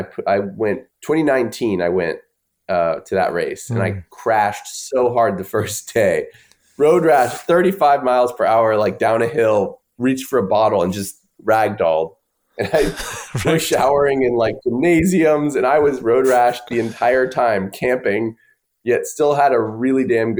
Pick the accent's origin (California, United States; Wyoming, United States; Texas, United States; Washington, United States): Texas, United States; Austin; Hometown of Austin.